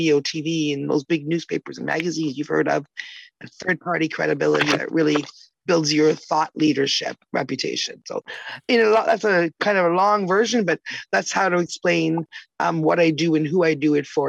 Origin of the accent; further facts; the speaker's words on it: Canada; also born or lived in Toronto, Canada / Chatham, Canada; I'm from Canada